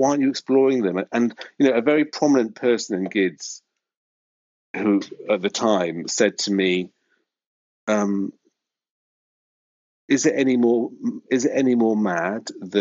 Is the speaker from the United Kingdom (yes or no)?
yes; North Wales, United Kingdom; moved away as an adult; now in London, United Kingdom; I grew up in North Wales, and it's very, very, very Welsh, white, 1970s